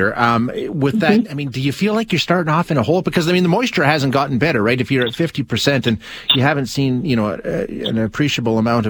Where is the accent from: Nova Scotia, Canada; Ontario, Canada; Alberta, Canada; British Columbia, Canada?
Alberta, Canada; Edmonton; moved away as an adult; also born or lived in Swift Current, Saskatchewan / Saskatoon, Saskatchewan; growing up in Edmonton